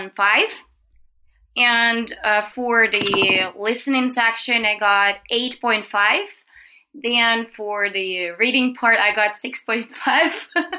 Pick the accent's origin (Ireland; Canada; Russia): Russia; English is a second language; moved away as an adult; now in China; I'm from Russia.